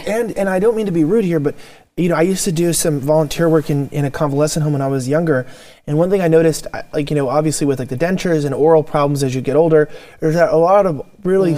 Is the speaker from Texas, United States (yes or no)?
no; California, United States; I'm from California